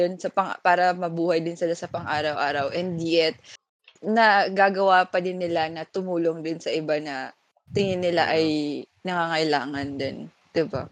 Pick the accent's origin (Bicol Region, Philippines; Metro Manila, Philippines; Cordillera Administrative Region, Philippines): Bicol Region, Philippines; Masbate; now in Manila, Philippines; sa amin sa Masbate, pag may lechon, may dinuguan